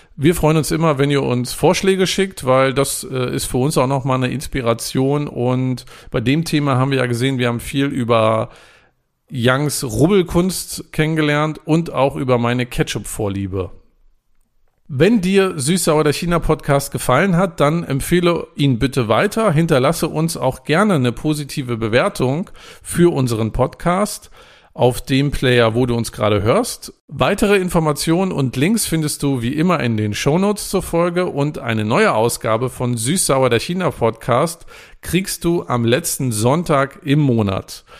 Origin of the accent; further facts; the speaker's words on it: Germany; Ich bin an der Küste groß geworden